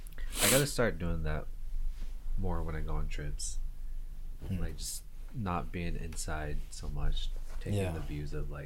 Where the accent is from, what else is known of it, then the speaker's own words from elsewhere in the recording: Las Vegas, Nevada, United States; When you live in Vegas, when you're born and raised in Vegas